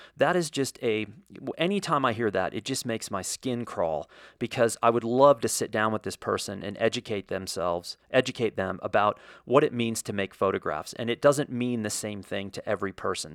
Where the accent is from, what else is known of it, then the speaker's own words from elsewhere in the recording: United States; as an American